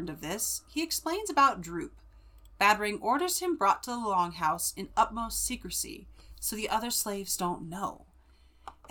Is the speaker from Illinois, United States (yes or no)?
no; Central California, United States; accent: Central California; the Central California accent, water instead of water, it's water, you know, because we don't say our T's